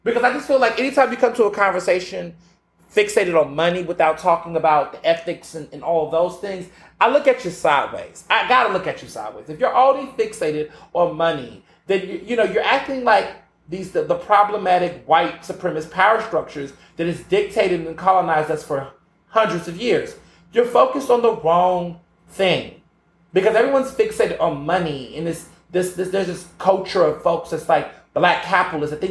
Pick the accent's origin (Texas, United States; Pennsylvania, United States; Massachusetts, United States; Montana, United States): Texas, United States; Houston; I grew up in Houston and across the South